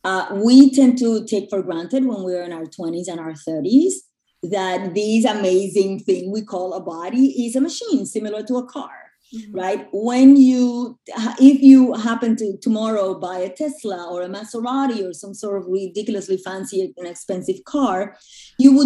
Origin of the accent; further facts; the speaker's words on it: Puerto Rico; moved away as an adult; also born or lived in New York; I grew up in Puerto Rico and then I moved to New York when I was in my early 20s to go to school